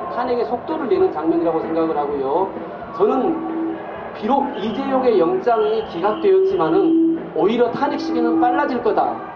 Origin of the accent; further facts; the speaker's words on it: Wonju, Gangwon, South Korea; 안녕하세요. 저는 강원도 원주에서 왔고요.